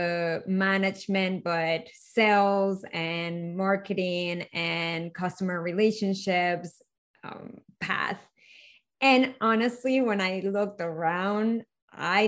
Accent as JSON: {"language": "English", "country": "Venezuela", "tie": "born or raised there", "moved": "yes", "said": "I was born and raised in Venezuela"}